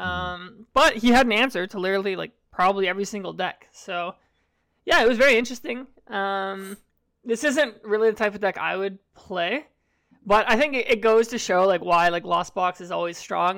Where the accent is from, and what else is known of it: Canada